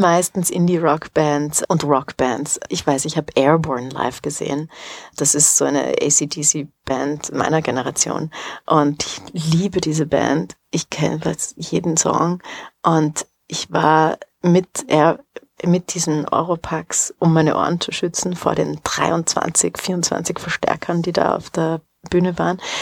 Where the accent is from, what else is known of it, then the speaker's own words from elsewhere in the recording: Brixen, Trentino-Alto Adige, Italy; moved away as an adult; also born or lived in Bolzano / Paris; now in Vienna, Austria; Ich bin in Bozen geboren und bin auch in Brixen aufgewachsen